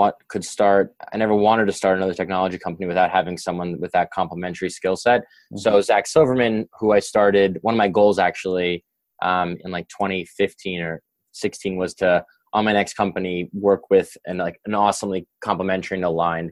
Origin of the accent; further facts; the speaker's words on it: New York, United States; growing up in New York